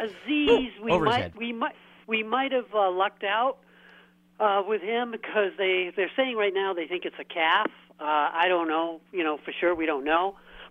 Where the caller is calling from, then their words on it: Portland, Maine, United States; Oh, this is … from Portland, Maine.